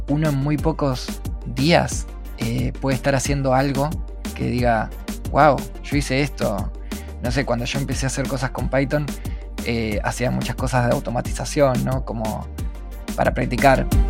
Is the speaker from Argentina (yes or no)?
yes; Argentina; soy de Argentina